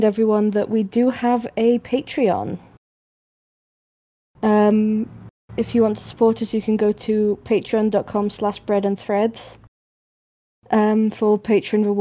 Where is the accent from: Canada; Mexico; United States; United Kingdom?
United Kingdom; Manchester, North West England; accent: northern; as a Mancunian